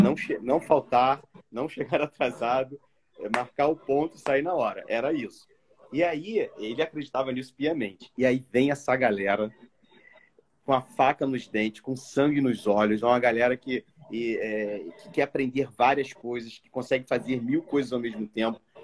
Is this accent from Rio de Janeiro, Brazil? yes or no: yes; Rio de Janeiro, Brazil; eu vim do subúrbio do Rio, então sou de Quintino